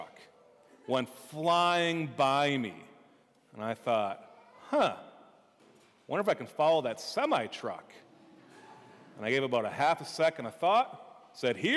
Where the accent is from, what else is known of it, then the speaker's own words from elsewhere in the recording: Minnesota, United States; I'm from Minnesota